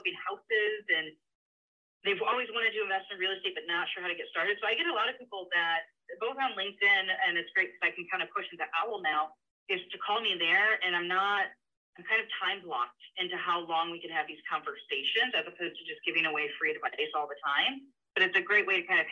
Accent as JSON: {"language": "English", "region": "Michigan", "country": "United States", "tie": "born or raised there", "also_born_or_lived": "Florida", "moved": "as an adult", "said": "So I was born and raised in Michigan, moved to Florida, got a job there."}